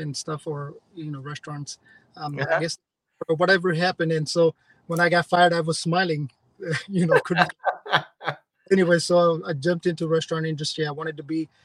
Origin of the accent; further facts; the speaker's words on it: India; now in United States; the environment that I grew up in India